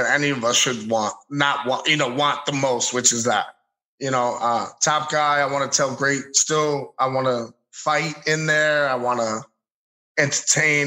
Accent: New York City, New York, United States; when I growing up in the Bronx

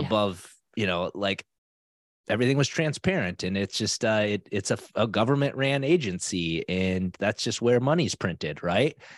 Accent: South Dakota, United States; now in Minnesota, United States; I grew up in South Dakota

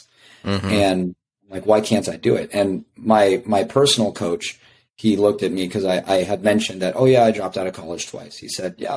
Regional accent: Las Vegas, Nevada, United States; now in Champaign, United States; being from Las Vegas, that was super helpful because I like to think that I'm now a Midwesterner, but I'm still a city boy, you know, like coming from Las Vegas, it's huge

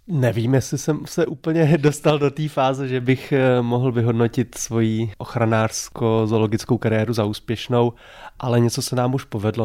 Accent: Ústí nad Labem, Ústí nad Labem Region, Czechia; moved away as an adult; also born or lived in Prague / Ostrava; Já jsem ústečák. Já jsem vyrůstal v Ústí nad Labem

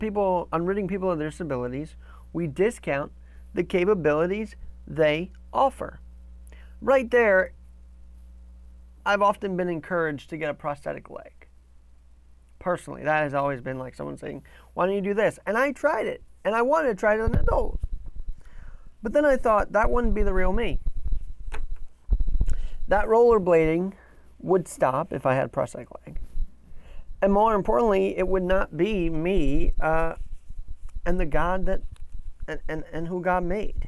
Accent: New York, United States; as a New Yorker

